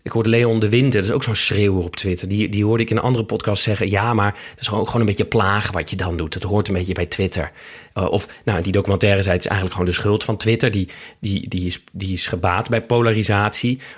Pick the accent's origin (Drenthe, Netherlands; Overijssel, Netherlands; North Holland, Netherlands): North Holland, Netherlands; Amsterdam; Amsterdam-Oost. In de Watergasmeer? Ja, op de randje Oost-Watergasmeer